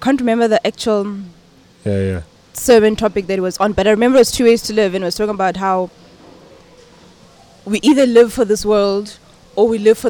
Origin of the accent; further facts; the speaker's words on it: Gauteng, South Africa; also born or lived in Giyani, Limpopo, South Africa; I was born originally in Giyani. I spent the first 6 years of my life there. Then we moved to Gauteng.